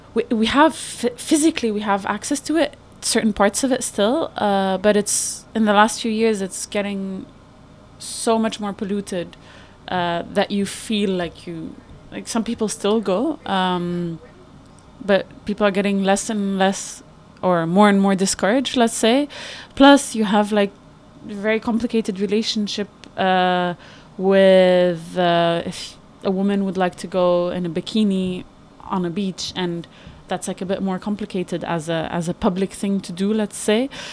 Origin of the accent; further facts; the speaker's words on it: Beirut, Beirut Governorate, Lebanon; I'm from Beirut